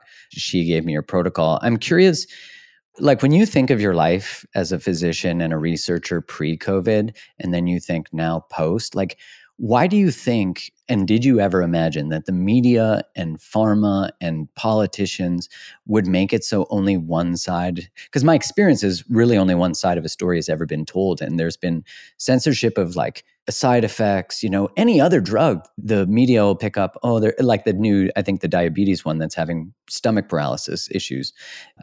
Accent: Canada; I'm from Canada too. So living in Canada

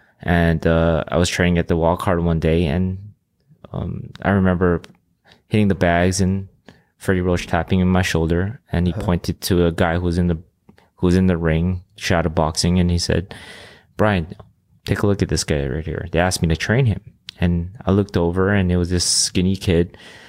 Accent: Philippines; first language Ilocano; English is a second language; different language because I was, you know, Filipino and Ilocano, which is a dialect in the Philippines, was my first language. And I had to learn English

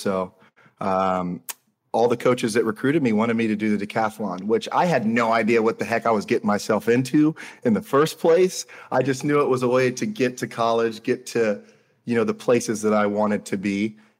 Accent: Jacksonville, Florida, United States; So I am born and raised here in Jacksonville, Florida.

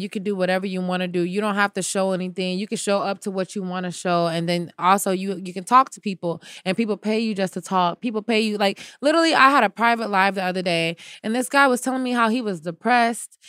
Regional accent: United States; Maybe I can go around as an American girl

